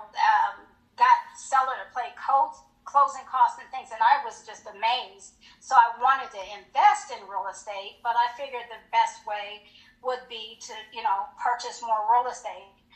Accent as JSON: {"language": "English", "town": "Colorado Springs", "region": "Colorado", "country": "United States", "also_born_or_lived": "Hinesville, Georgia", "moved": "as an adult", "said": "I was from Colorado Springs, and I married a uh, military."}